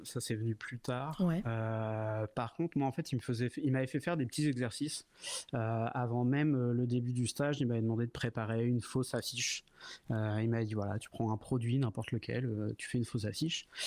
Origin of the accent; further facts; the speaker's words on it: Sotteville-lès-Rouen, Normandy, France; je viens de, je viens de Normandie. Je suis de Seine-Maritime. Je suis né à Rouen et je vivais à Sotteville-les-Rouen, donc une petite ville juste à côté